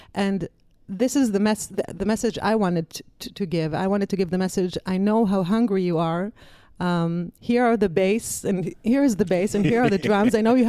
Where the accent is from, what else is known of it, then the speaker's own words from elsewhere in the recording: Israel; I came from Israel. I wanted to tour the States. I wanted to tour Europe for a girl from Israel.